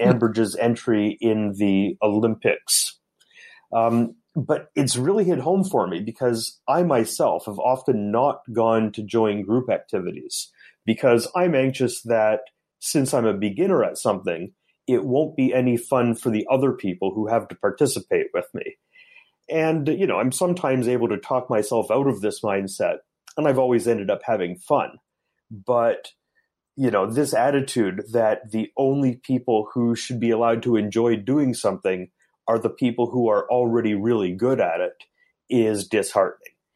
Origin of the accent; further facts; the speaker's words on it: Guelph, Ontario, Canada; also born or lived in Hamilton; now in Tokyo, Japan; I was born in Guelph, near Toronto, in Canada, but now I've been living in Tokyo